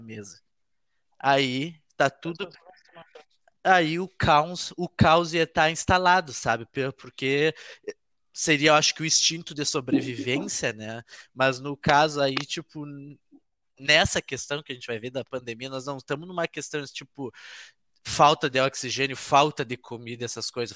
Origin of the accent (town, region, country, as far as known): Gaúcho, Rio Grande do Sul, Brazil; accent: gaúcho